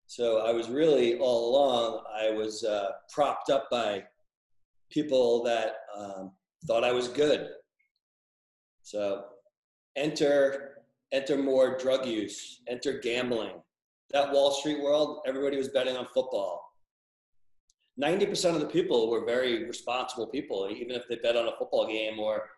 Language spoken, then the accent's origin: English; Levittown, New York, United States; we grew up in Levittown. This was a very blue collar place